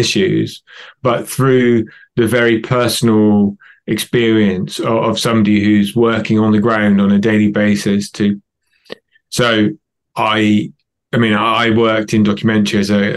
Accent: United Kingdom; also born or lived in London; I'm British and I live in London.

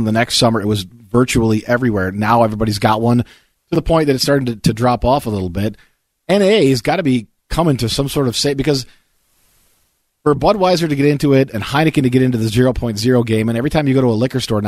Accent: Hickory Corners, Michigan, United States; moved away as an adult; I grew up in Hickory Corners, Michigan

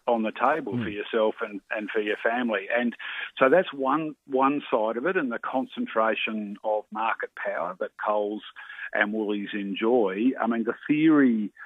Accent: Tasmania, Australia; my home state of Tassie where the Aldi just aren't there in Tasmania

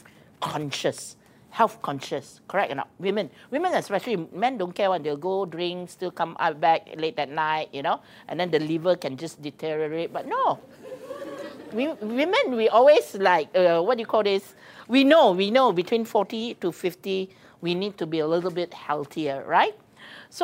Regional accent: Penang, Malaysia; I'm from Penang

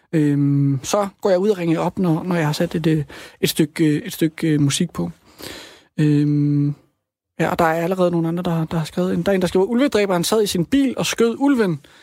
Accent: Rudkøbing, Southern Denmark, Denmark; also born or lived in Svendborg; now in Copenhagen, Denmark; Jeg kommer også fra Rudkøbing

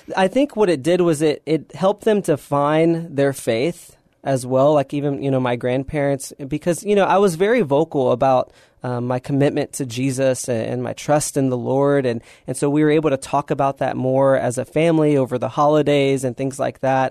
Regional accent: San Antonio, Texas, United States; born and raised in San Antonio

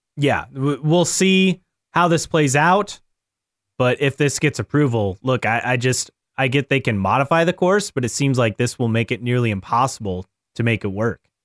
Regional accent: Westfield, Indiana, United States; my hometown of Westfield, Indiana

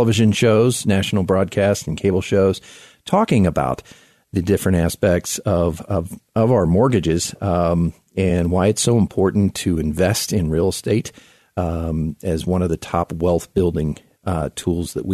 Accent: South Florida, United States; now in Colorado Springs, United States; I grew up in South Florida

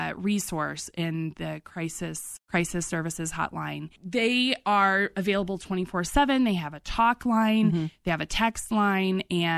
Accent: Colorado, United States; but we are from Colorado, so we know.

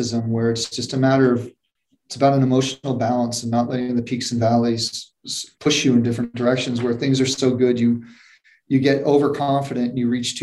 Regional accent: New York, United States; moved away as an adult; now in Los Angeles, United States; living in New York

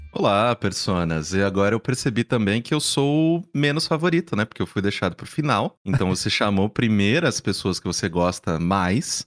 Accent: Mococa, São Paulo, Brazil; moved away; eu morava no interior, né, sou de Mococa

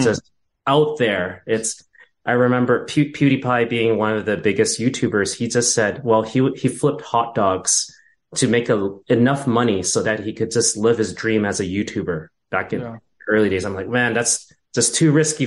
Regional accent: Vancouver, British Columbia, Canada; moved away as an adult; now in Toronto, Canada; I was born and raised in Vancouver, British Columbia.

